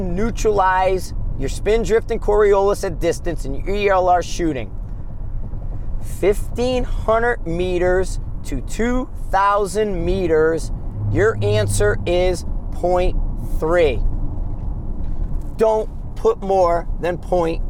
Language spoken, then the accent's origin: English; United States; we're American